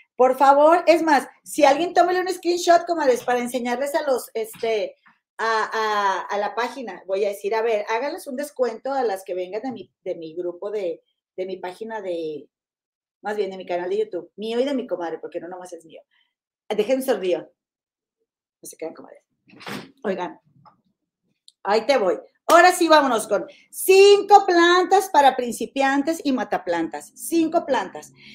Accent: Mexico; now in United States; mi tierra, a mi rancho, mi México

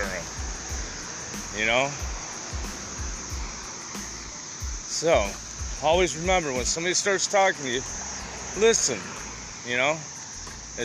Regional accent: United States; I'm from America

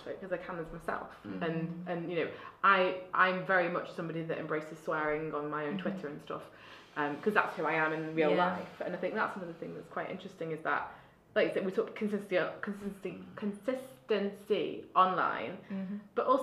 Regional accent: Altrincham, North West England, United Kingdom; I grew up in Altrincham

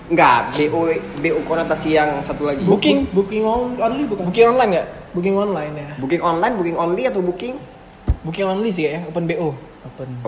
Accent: Banda Aceh, Aceh, Indonesia; Oh dari dari sekolah kok di, di Banda Aceh semua? Ya, aku cuma lahir aja di Aceh besar.

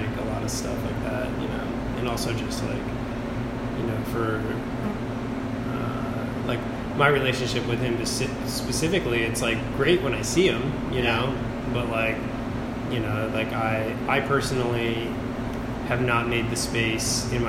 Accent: Santa Cruz, California, United States; moved away as an adult; I grew up in Santa Cruz

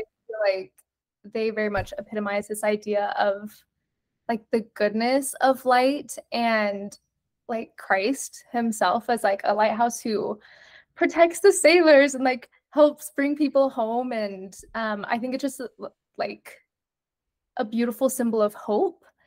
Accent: Provo, Utah, United States; also born or lived in Argentina; I am from Provo, Utah, born and raised

